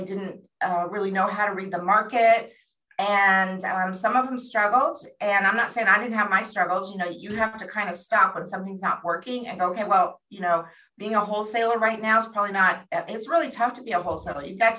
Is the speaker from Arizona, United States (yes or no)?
yes; Phoenix, Arizona, United States; I had no background. We came from Phoenix, Arizona.